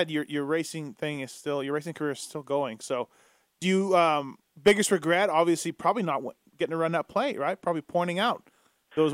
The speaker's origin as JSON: {"language": "English", "country": "Canada", "tie": "born or raised there", "said": "I'm just growing up in Canada as a fan."}